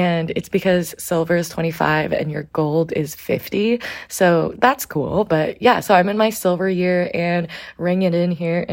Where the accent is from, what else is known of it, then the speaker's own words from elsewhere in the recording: Portland, Oregon, United States; also born or lived in New York City; I spent the first 9 years of my life more or less living full-time in New York City. And when I was 9, my mom moved my sisters and I out to Portland, Oregon